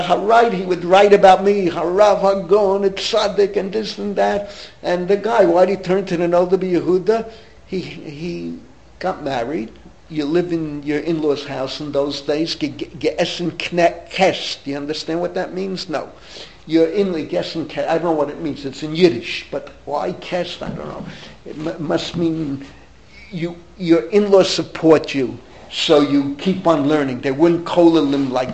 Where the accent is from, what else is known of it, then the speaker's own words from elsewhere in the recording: New York City, New York, United States; I grew up in the Bronx. I'm a third generation Bronxite.